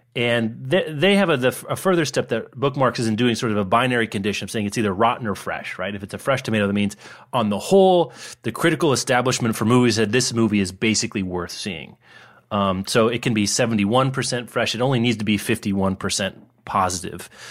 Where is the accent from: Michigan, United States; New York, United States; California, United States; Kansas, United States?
Kansas, United States; Lawrence; I grew up in Kansas